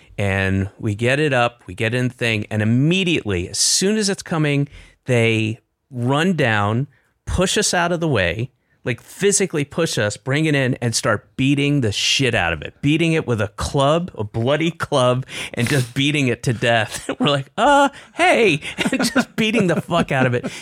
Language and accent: English; the South, United States; moved away; also born or lived in Boston / Los Angeles; I'm from the South